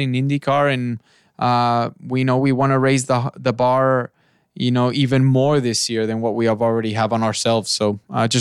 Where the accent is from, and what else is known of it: Mexico; moved away